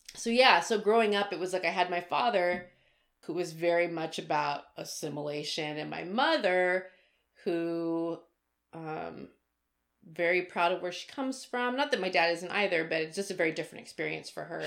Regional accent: Arizona, United States; I was born in the United States. I was born in Arizona

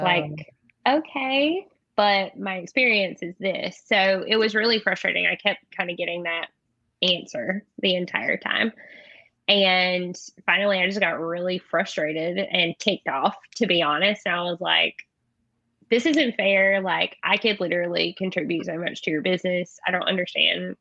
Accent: North Carolina, United States; moved away as an adult; also born or lived in Texas; I'm from North Carolina, so I thought it was going to be really easy to find a job in my home state, an hour from where I grew up

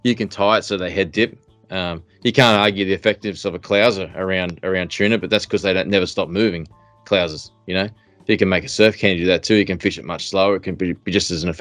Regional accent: Southeast Queensland, Australia; I'm from Southeast Queensland

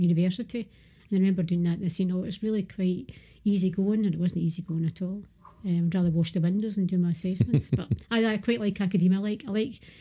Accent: Lanarkshire, Scotland, United Kingdom; I'm from Lanarkshire

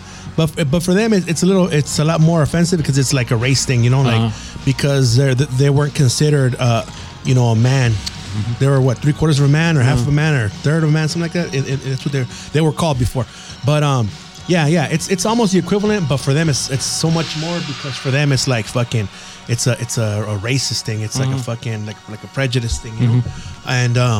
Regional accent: United States; I'm Mexican American

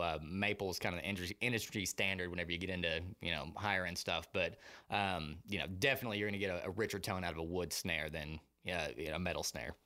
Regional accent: Muskogee, Oklahoma, United States; moved away as an adult; now in Austin, United States; I am originally from Muskogee, Oklahoma.

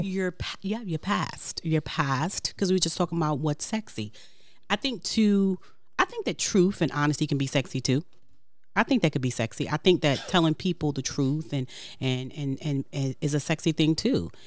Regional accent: New York City, New York, United States; I'm from Brooklyn, so I talk with my hands.

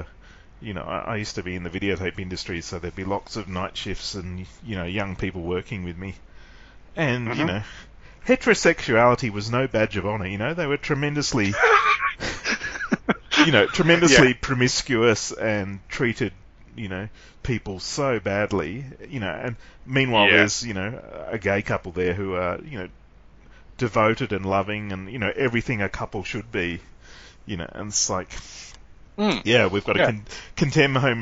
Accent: Sydney, New South Wales, Australia; we grew up in Sydney

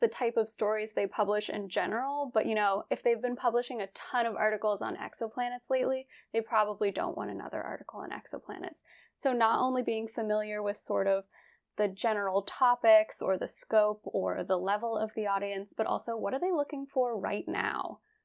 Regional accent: West Virginia, United States; I'm from West Virginia. I grew up there

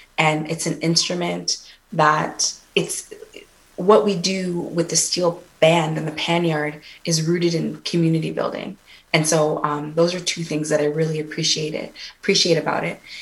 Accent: Toronto, Ontario, Canada; I'm definitely from Toronto. I am first generation Canadian, but born to parents from the Twin Islands of Antigua and Barbuda

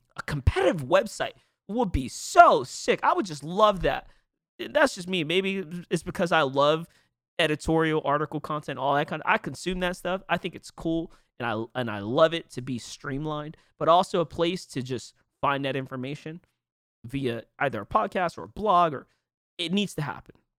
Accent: New York, United States; I'm from New York

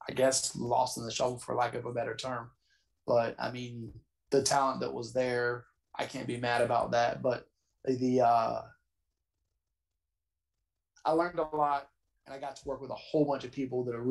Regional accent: Georgia, United States; also born or lived in North Carolina; I did a lot of growing up in Georgia

